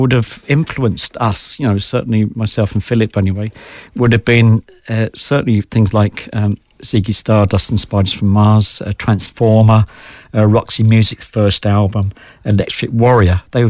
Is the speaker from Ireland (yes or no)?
yes; Ireland; Well, I think because we're Irish, and I would include obviously … in this as well, is that we're storytellers, you know?